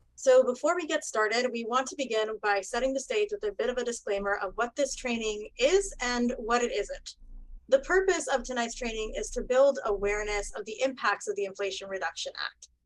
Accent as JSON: {"language": "English", "country": "Puerto Rico", "moved": "yes", "lives_now": "Miami, United States", "said": "I am originally from Puerto Rico"}